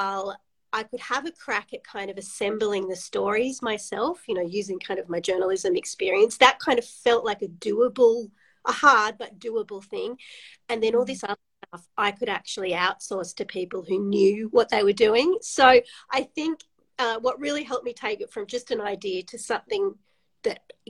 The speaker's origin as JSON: {"language": "English", "town": "Sydney", "region": "New South Wales", "country": "Australia", "tie": "born or raised there", "moved": "as an adult", "lives_now": "New South Wales-Queensland border, Australia", "said": "I grew up in Sydney, really knowing nothing about regional Australia."}